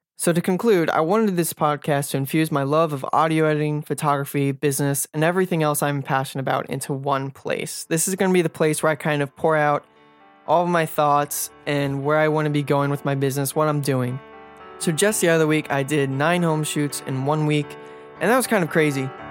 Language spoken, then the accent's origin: English; Silver Spring, Maryland, United States; I was born and raised in Silver Spring, Maryland, and basically lived here my entire life.